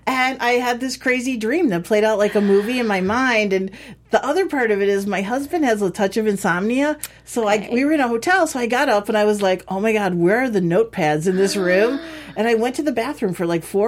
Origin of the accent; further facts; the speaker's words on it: Chicago, Illinois, United States; I grew up in Chicago in the suburbs